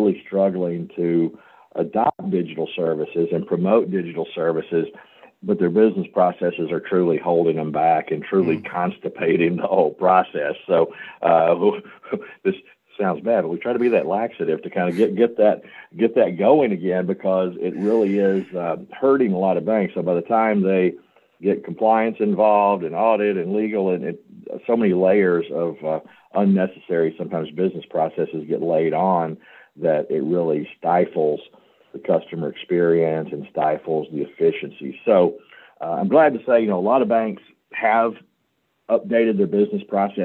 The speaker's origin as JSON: {"language": "English", "town": "Memphis", "region": "Tennessee", "country": "United States", "also_born_or_lived": "St. Louis", "said": "I'm from Memphis, home of the blues, birthplace of rock and roll"}